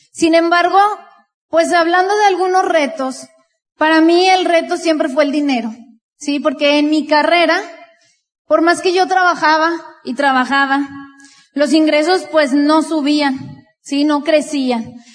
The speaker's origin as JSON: {"language": "Spanish", "town": "Monterrey", "region": "Nuevo León", "country": "Mexico", "said": "también de Monterrey, Nuevo León"}